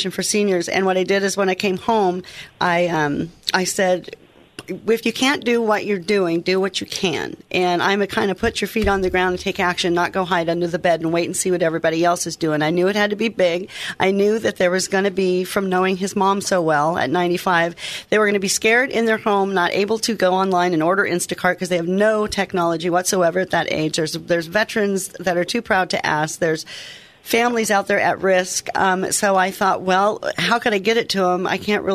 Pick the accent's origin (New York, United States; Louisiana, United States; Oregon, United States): Oregon, United States; the way I was brought up in Oregon